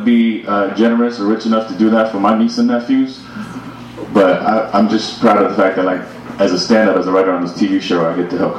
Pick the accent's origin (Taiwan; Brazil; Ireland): Taiwan; My parents are immigrants. My parents are from Taiwan. I was born in Taiwan.